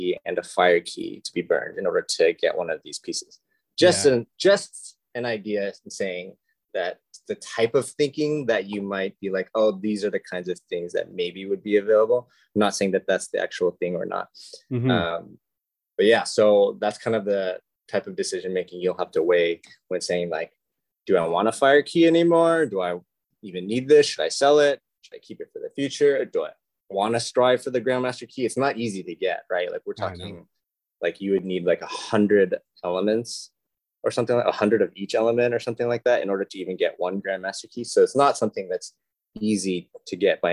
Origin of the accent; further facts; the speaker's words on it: Las Vegas, Nevada, United States; moved away; I'm actually from Las Vegas originally